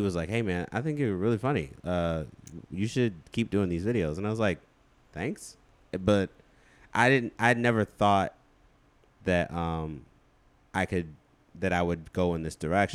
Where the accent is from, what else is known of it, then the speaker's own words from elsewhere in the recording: Chicago, Illinois, United States; also born or lived in Hammond, Indiana; I grew up where Common grew up